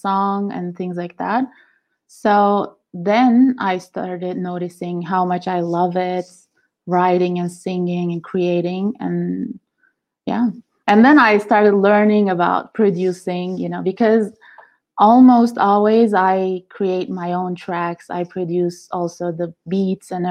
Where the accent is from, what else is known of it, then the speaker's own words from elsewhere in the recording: Izmir, Turkey; moved away as an adult; now in Italy; So when I was 19, I came to Italy because I was born in Turkey, Izmir